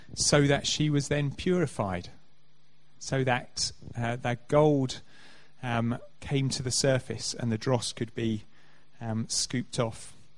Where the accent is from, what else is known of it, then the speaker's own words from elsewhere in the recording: Canterbury, South East England, United Kingdom; I grew up in Canterbury